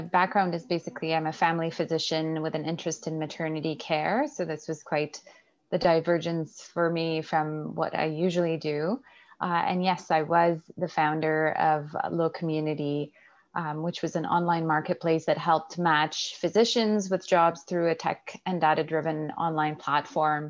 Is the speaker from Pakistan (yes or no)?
no; Canada; also born or lived in Alberta; I'm a Canadian physician